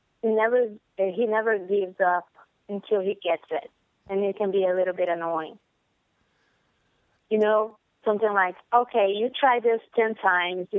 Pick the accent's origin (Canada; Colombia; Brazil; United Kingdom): Brazil; moved away as an adult; now in United States; when I lived in Brazil, I didn't have a lot of responsibilities. I just had to go to college, get my grades good, go to work